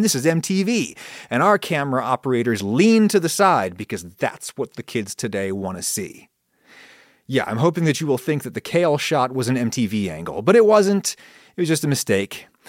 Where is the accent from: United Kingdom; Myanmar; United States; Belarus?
United States; first language English; I grew up in a former British colony, the United States, and thus the global second language is my first language.